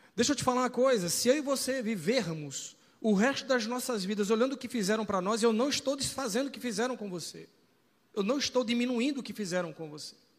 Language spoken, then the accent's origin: Portuguese; Recife, Pernambuco, Brazil; accent: Recife; also born or lived in São Paulo; Eu, por exemplo, sou de São Paulo, Tati é do Rio de Janeiro, mas fomos criados em Recife. Então a gente fala recifense. Nós temos sotaque recifense